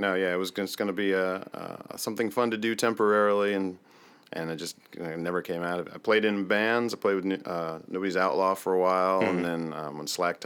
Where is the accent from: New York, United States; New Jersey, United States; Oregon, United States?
New Jersey, United States; moved away as an adult; now in Florida, United States; I was in New Jersey until I was 18, then I joined the Air Force, and then left New Jersey and saw the rest of the world